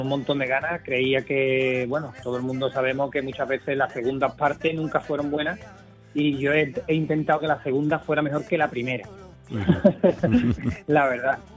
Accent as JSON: {"language": "Spanish", "town": "Jerez de la Frontera", "region": "Andalusia", "country": "Spain", "said": "los amigos que con los que crecí musicalmente en mi tierra"}